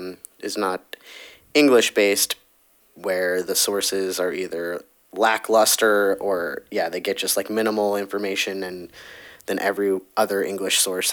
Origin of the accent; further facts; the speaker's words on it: Valley Girl, California, United States; accent: Valley Girl; we both have Valley Girl accents no matter what. I feel like my Valley Girl accent is less when I'm talking to other people